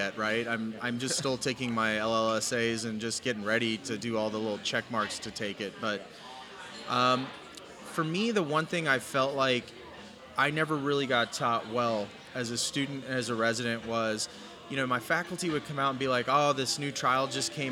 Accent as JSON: {"language": "English", "town": "San Antonio", "region": "Texas", "country": "United States", "tie": "born or raised there", "moved": "as an adult", "said": "I'm born and raised in San Antonio"}